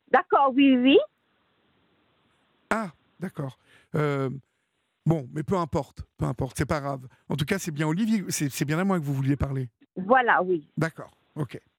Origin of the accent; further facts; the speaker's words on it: Paris, Île-de-France, France; je suis parisien, je suis parisien.